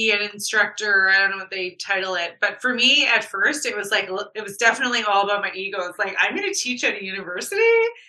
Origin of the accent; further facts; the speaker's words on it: Winnipeg, Manitoba, Canada; I'm born and raised in Winnipeg.